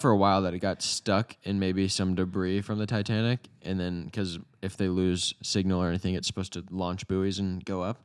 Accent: United States; We're Americans

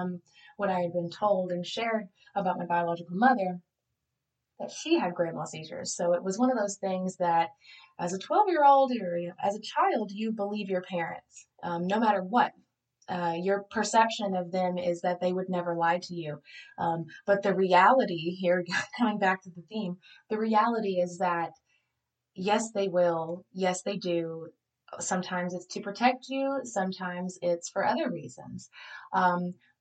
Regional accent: Southeast Tennessee, United States; I grew up in Southeast Tennessee, and I was adopted when I was 2 days old

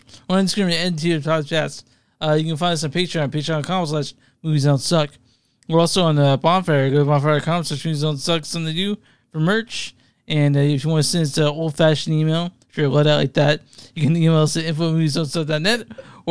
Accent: Louisiana, United States; moved away; I am from Louisiana, so I know all about Cajun food.

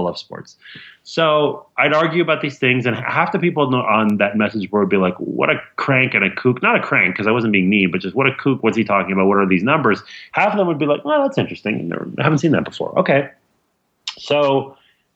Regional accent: Montreal, Quebec, Canada; I grew up in Montreal.

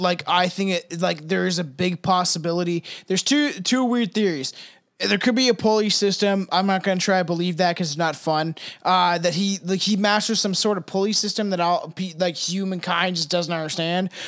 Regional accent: Canada; I'm Canadian

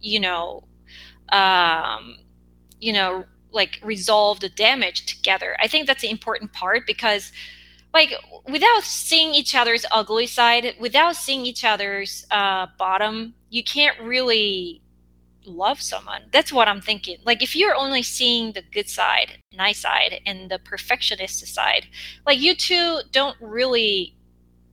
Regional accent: South Korea; English is a second language; moved away as an adult; now in United States; I grew up in Korea

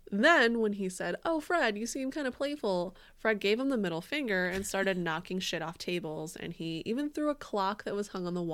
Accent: Windsor, Ontario, Canada; now in Michigan, United States; So I'm originally from Windsor, Canada, but I'm living in Michigan right now to pursue my PhD.

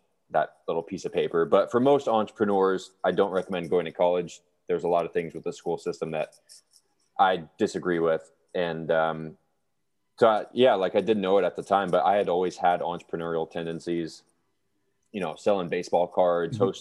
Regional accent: Lodi, California, United States; I grew up in Lodi, California

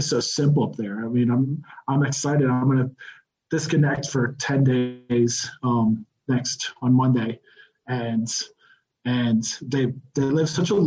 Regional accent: Texas, United States; moved away as an adult; now in Mexico City, Mexico; I grew up in Texas

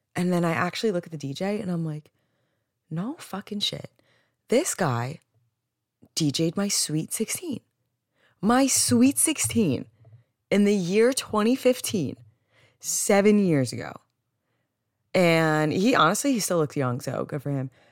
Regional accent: New Jersey, United States; growing up in Jersey, I don't, I don't think I have an accent

